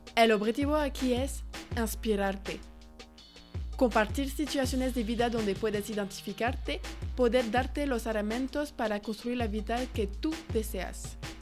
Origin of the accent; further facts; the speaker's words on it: France; Spanish is a second language; moved away as an adult; now in Guadalajara, Mexico; soy francesa, pero vivo en Guadalajara, México